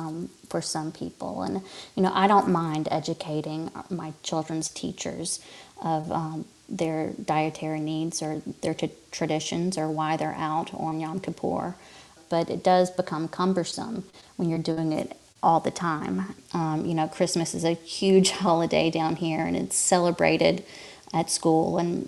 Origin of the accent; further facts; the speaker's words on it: Fairhope, Alabama, United States; I grew up in my hometown, in the town that we live in now, and it is a small, typical southern town. After college, I spent the next 12 years saying I'm never moving back to Fairhope, Alabama ever again.